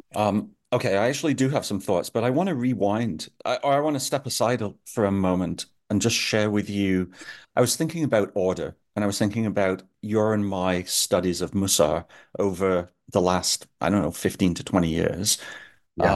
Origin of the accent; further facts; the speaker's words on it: England, United Kingdom; I'm from England